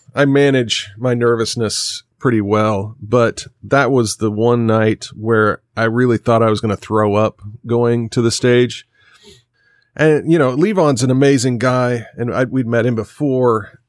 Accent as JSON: {"language": "English", "region": "Kansas", "country": "United States", "also_born_or_lived": "Nashville", "moved": "yes", "said": "I'm from Kansas"}